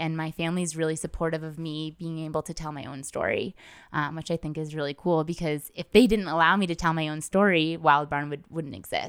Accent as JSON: {"language": "English", "region": "Washington", "country": "United States", "tie": "born or raised there", "also_born_or_lived": "Hawaii", "said": "I was born in Hawaii. My mom was a nurse. And then, you know, after Hawaii, we were stationed in Washington, which was the coffee capital of the world at the time."}